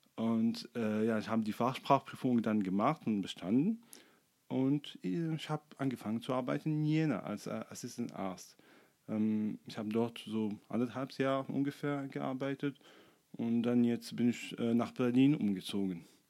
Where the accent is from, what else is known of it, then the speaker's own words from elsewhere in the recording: Sfax, Sfax Governorate, Tunisia; German is a second language; moved away as an adult; also born or lived in Monastir, Tunisia / Düsseldorf, Germany; now in Erfurt, Germany; ich bin in Sfax geboren. Ähm, das ist ein Stadt im Ostenzentrum von Tunesien. Ähm, ich bin dort aufgewachsen